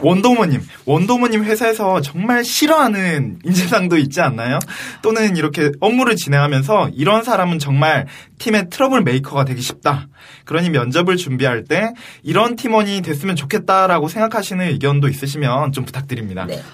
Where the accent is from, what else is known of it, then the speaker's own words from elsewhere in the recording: Busan, South Korea; accent: Busan dialect; moved away; 제가 아무래도 출신이 부산에서 왔다 보니까